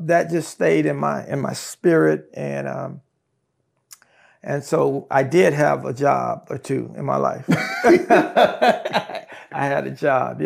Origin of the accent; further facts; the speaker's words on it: Brookshire, Texas, United States; also born or lived in California / Katy, Texas; I'm from a little town here in Texas called Brookshire, Texas.